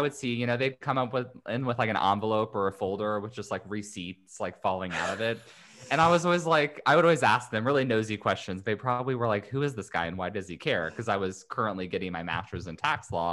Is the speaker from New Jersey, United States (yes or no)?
no; Indiana, United States; moved away as an adult; now in California, United States; I'm originally from Indiana, but moved out to California to go to law school a hot minute ago